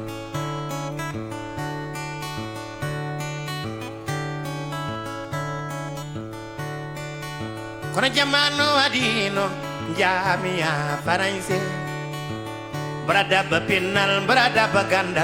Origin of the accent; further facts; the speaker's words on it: Podor, Saint-Louis, Senegal; also born or lived in France; at the north of Senegal in my hometown, Podor